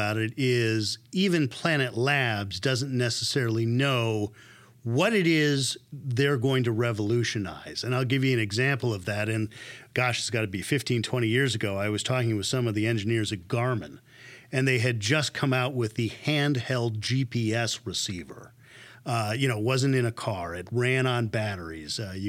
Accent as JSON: {"language": "English", "region": "California", "country": "United States", "said": "Sometimes when I'm traveling, I'll tell somebody I'm from Silicon Valley and they'll ask me, what's cool?"}